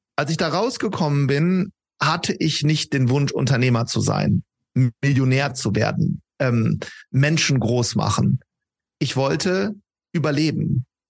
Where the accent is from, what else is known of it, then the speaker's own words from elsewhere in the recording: Wuppertal, North Rhine-Westphalia, Germany; wir kommen beide aus Wuppertal